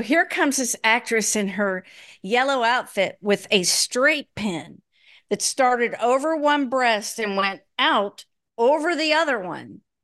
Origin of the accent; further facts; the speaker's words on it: Minnesota, United States; moved away; also born or lived in Chicago / Michigan; I was born in Minnesota, went to college in Chicago